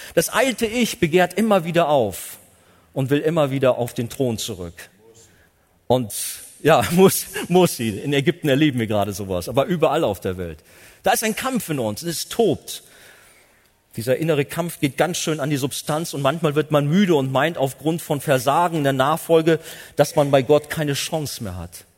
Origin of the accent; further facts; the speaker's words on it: Germany; als Deutsche